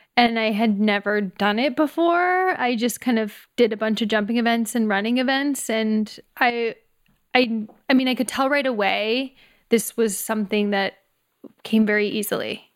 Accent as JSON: {"language": "English", "town": "Humboldt", "region": "Saskatchewan", "country": "Canada", "tie": "born or raised there", "moved": "yes", "lives_now": "San Francisco Bay Area, United States", "said": "I grew up in Humboldt, Saskatchewan, Canada, so it's five thousand people, very small"}